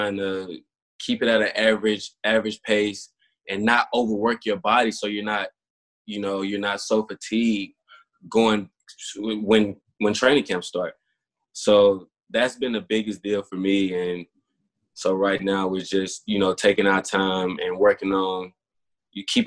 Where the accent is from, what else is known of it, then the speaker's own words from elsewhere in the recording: Bassfield, Mississippi, United States; moved away as an adult; now in Houston, United States; my hometown, Bassfield, Mississippi